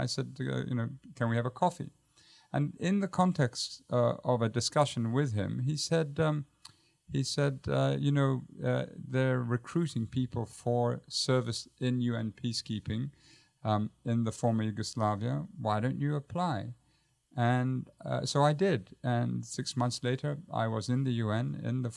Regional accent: Jordan; moved away; also born or lived in United Kingdom / Baltimore, Maryland; I had to do my national service, which took me back to my home country

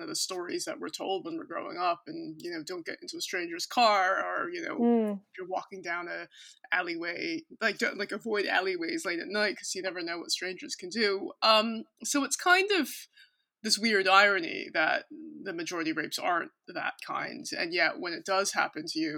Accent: United States; moved away as an adult; also born or lived in Cork; now in London, United Kingdom; I'm American

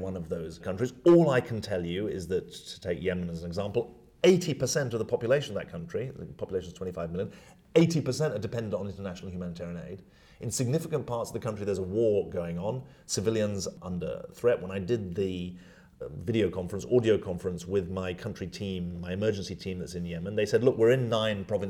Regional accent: United Kingdom; moved away as an adult; now in New York, United States; I'm British

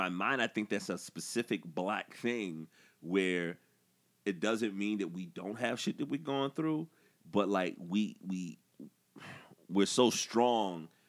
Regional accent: the South, United States; being a black dude growing up in the South

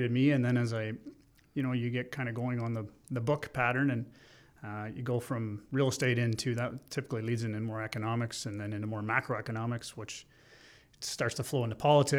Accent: Listowel, Ontario, Canada; also born or lived in Ottawa; In Listowel, in my hometown.

